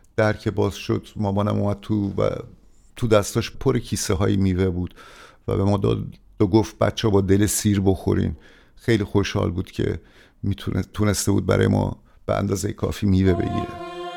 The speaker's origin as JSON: {"language": "Persian", "country": "Iran", "moved": "yes", "said": "ما تماما از وطنمون جدا بشیم و بیایم اینجا"}